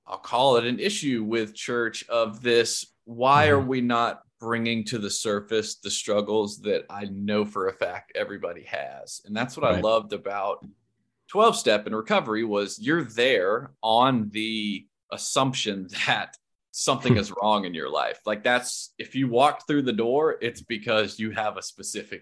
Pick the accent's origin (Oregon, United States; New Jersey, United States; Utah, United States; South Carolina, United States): South Carolina, United States; moved away; I'm originally from South Carolina. So that was yes, everybody there is Christian